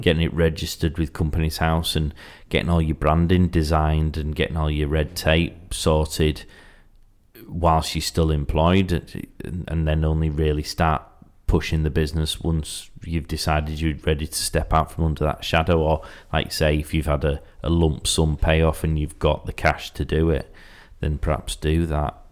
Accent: Yorkshire and the Humber, United Kingdom; I'm from Yorkshire

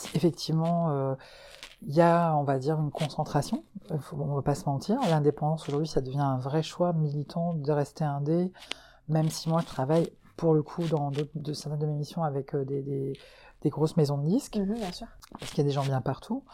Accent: Breton, Brittany, France; moved away as an adult; now in Hauts-de-France, France; moi je suis bretonne, mais j'ai été adoptée par les gens du, du, du, des Hauts-de-France et du Nord là depuis trois ans.

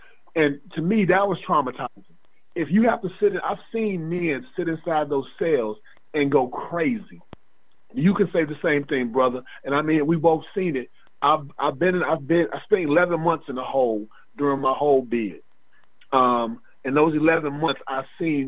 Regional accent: Atlanta, Georgia, United States; I was raised in Atlanta

